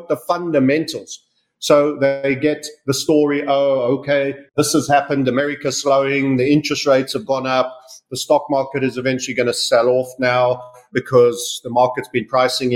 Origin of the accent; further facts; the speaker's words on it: South Africa; also born or lived in United Kingdom; now in Panama; I was born in Southern Africa. I left South Africa